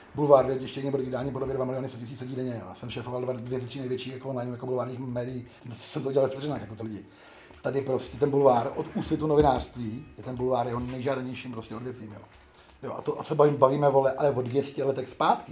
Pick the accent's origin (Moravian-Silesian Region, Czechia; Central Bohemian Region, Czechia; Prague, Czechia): Prague, Czechia; also born or lived in Ostrava; jsem jediný Pražák